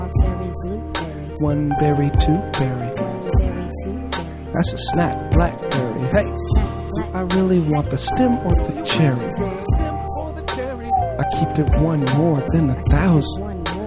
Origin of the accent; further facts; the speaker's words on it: Pasadena, California, United States; I'm from Pasadena